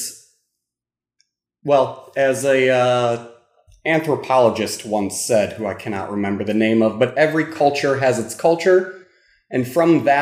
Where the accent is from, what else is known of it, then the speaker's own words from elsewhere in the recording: United States; I am an American